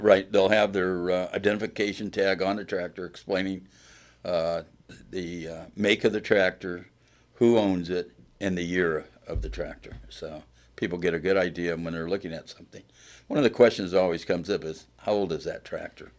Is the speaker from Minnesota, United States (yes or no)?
no; Plymouth, Indiana, United States; I am from Plymouth